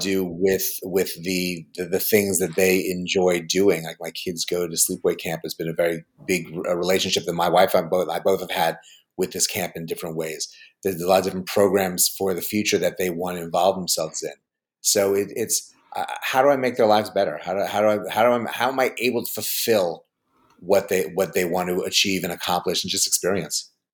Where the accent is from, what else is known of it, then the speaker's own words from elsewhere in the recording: New York, United States; I grew up in New York